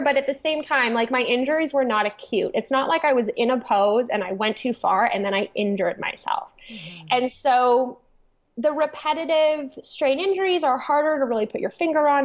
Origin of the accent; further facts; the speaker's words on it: Toronto, Ontario, Canada; I grew up in Toronto